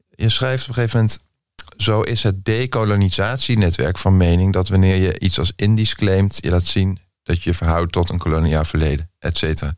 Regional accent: The Hague, South Holland, Netherlands; Ik ben ook Haags

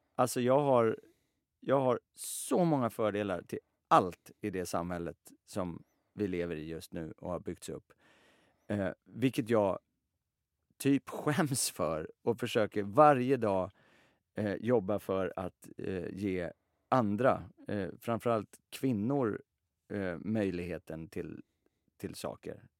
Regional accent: Sweden; vi är alla, vi är svenskar och svenska på det sättet att i alla fall jag är uppväxt med

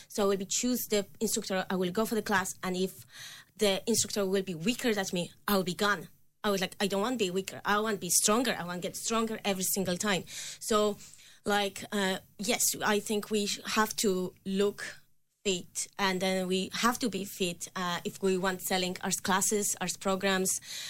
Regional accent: Poland; English is a second language; It's just because I'm from Poland. But in Poland, when I growing up, the fitness instructor was always look perfect, like in my eyes.

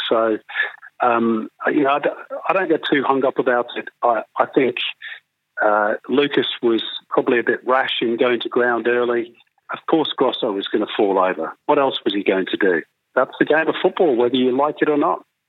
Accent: England, United Kingdom; now in Australia; I come from England

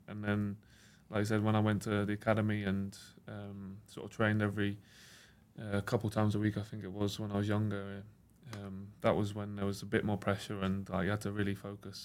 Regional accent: England, United Kingdom; I grew up in England, was born here and everything like

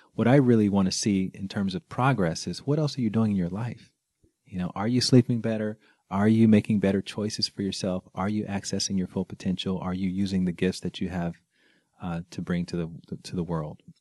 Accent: Alabama, United States; I grew up in Alabama

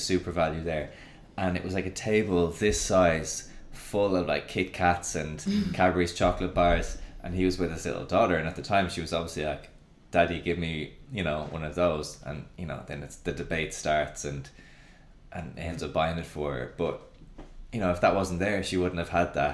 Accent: Ireland; also born or lived in Spain; I'm obviously Irish

